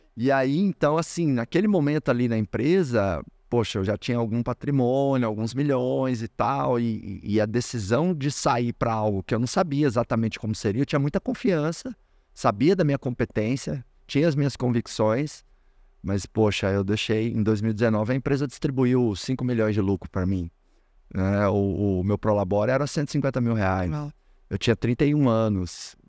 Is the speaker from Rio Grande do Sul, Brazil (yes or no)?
no; Doverlândia, Goiás, Brazil; moved away; eu nasci, nasci em Doverlândia. Do, Doverlândia, interiorzão de Goiás